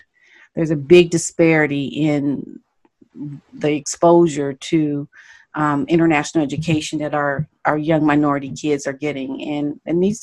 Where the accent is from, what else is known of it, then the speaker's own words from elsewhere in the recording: United States; I had that arrogance about I'm an American